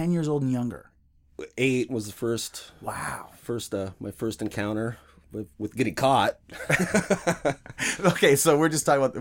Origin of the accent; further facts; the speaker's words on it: Washington, United States; also born or lived in Spokane / Centralia / Redmond / Seattle; I was born in Spokane. Okay, moved to Centralia, Washington. Okay, moved to Redmond, moved to Seattle.